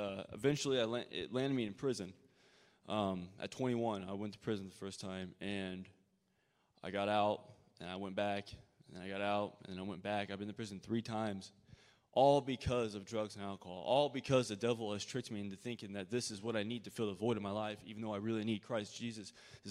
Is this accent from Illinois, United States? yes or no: yes; Decatur, Illinois, United States; I'm from Decatur, Illinois, and my childhood was very gracious